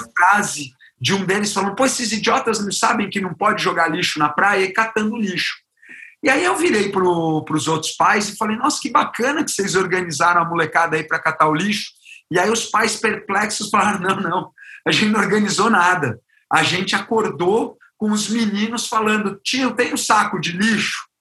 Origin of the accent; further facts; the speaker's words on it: Brazil; enquanto brasileiro